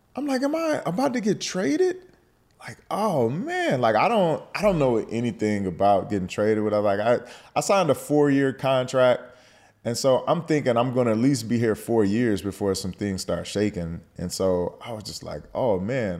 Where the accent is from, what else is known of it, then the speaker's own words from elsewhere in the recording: Detroit, Michigan, United States; moved away as an adult; also born or lived in Pennsylvania; I, I grew up in Detroit